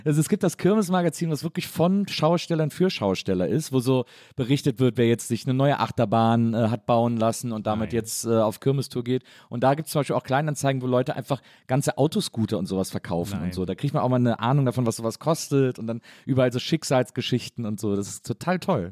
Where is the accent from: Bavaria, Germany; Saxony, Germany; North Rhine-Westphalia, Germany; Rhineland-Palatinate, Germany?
North Rhine-Westphalia, Germany; Wesseling; ich komme ja aus Wesseling und das ist ja, weiß ich nicht, eine halbe Stunde vom Phantasialand entfernt